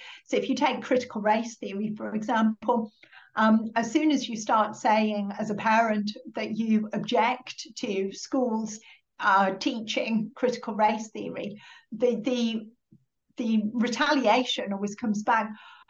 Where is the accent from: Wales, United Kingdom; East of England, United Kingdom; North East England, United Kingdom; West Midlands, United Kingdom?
North East England, United Kingdom; Middlesbrough; So I'm from Middlesbrough, Captain Cook was from Middlesbrough. You know, we didn't have a lot growing up in Middlesbrough in the 1980s